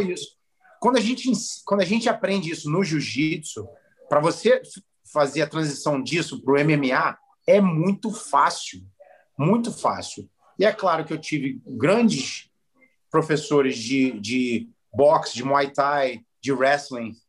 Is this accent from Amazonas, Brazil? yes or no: no; Rio de Janeiro, Brazil; moved away as an adult; now in Philadelphia, United States; Eu sou carioca, porra, eu fui criado no Rio de Janeiro.